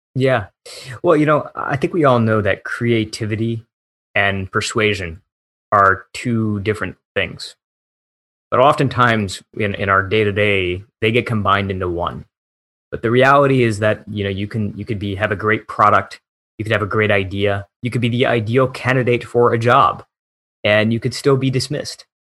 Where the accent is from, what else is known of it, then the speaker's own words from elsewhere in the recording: Michigan, United States; moved away; also born or lived in Silicon Valley; My hometown back in Michigan was one of the towns that flipped from blue to red that year